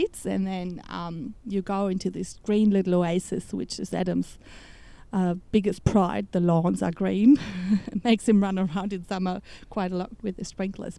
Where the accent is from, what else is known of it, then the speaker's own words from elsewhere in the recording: Germany; English is a second language; moved away as an adult; also born or lived in Melbourne, Australia; now in Australia; I'm from Germany, as you might be able to hear, and I came over in 2008 to Melbourne